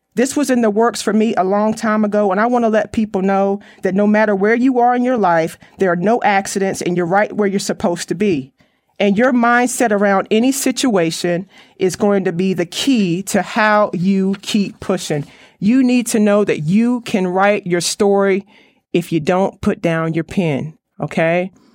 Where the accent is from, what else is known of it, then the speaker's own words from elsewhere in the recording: Raleigh, North Carolina, United States; I'm from the Raleigh, North Carolina area